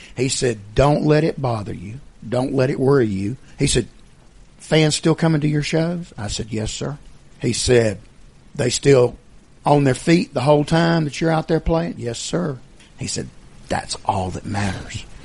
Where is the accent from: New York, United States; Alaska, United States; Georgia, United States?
Georgia, United States; as a kid growing up in Georgia